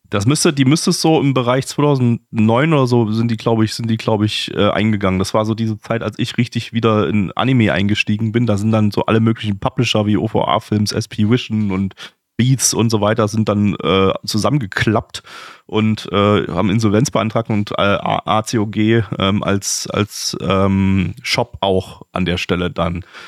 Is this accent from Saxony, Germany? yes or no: yes; Dresden, Saxony, Germany; als Kind in Dresden ziemlich oft in einer Arcade-Halle